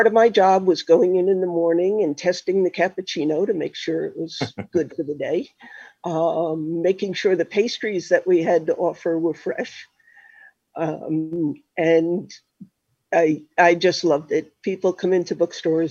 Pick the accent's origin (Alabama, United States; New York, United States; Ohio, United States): New York, United States; Melville; moved away as an adult; also born or lived in Connecticut / Massachusetts; I grew up on Long Island, actually, in Melville, southern part of Huntington. And I was there until I went to college